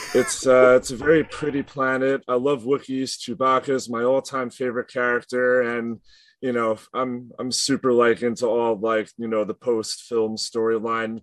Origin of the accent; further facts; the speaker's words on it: Long Island, New York, United States; we're from Long Island, east of like New York City.